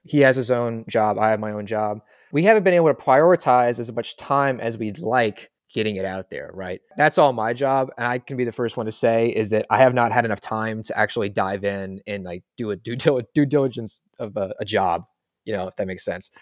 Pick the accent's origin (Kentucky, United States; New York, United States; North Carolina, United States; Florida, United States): Kentucky, United States; Louisville; I'm from Louisville